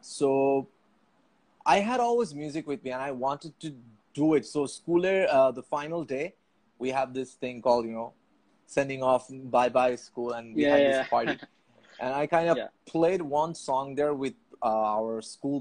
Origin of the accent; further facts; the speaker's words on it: Dhaka, Dhaka Division, Bangladesh; I was born and raised in Puran Dhaka